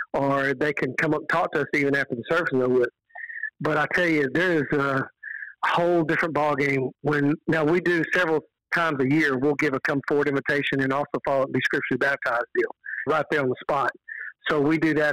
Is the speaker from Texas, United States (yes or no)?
yes; Texas, United States; I'm from Texas." She said, "Yeah, I can tell by the accent."